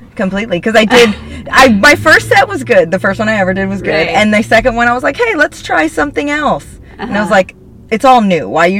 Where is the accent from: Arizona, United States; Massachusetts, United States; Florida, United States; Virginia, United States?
Florida, United States; also born or lived in New York, United States; now in Los Angeles, United States; So I was born in New York, and then when I was six, I moved to Florida. But my mom still lived in New York, and my dad lived in Florida.